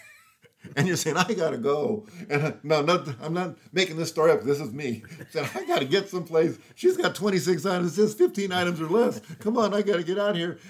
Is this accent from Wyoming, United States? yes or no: no; Los Angeles, California, United States; I grew up in Los Angeles area in the hood.